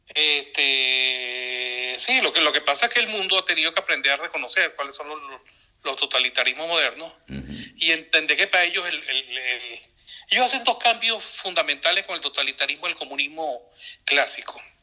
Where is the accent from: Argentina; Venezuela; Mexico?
Venezuela; todos los venezolanos